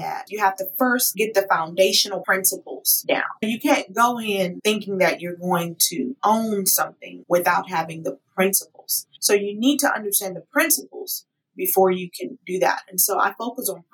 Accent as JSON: {"language": "English", "town": "Houston", "region": "Texas", "country": "United States", "tie": "born or raised there", "moved": "as an adult", "lives_now": "Atlanta, United States", "said": "When I moved from my hometown, Houston, Texas, to Atlanta, Georgia in 2016"}